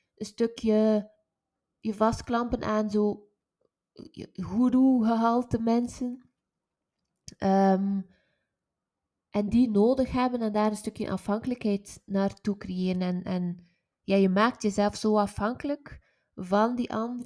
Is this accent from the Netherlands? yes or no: no; West Flanders, Belgium; ik ben van West-Vlaanderen